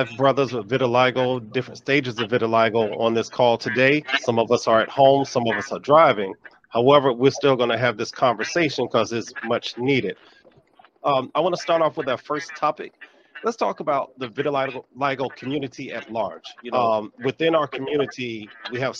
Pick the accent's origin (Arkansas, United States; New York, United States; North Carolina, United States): North Carolina, United States; Raleigh; I'm from Raleigh, North Carolina